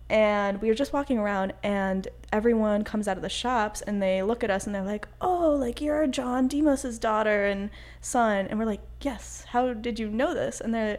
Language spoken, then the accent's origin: English; Chapel Hill, North Carolina, United States; like this is where I'm literally from, like I'm not from Chapel Hill really.